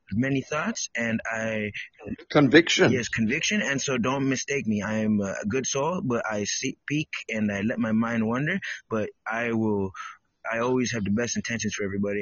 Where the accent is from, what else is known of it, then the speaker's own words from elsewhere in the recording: United States; I am from United States of America.